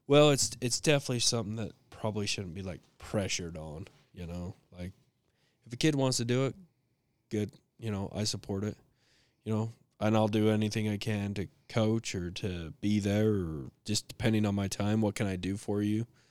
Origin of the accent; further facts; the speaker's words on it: Fayette, United States; moved away; growing up in Fayette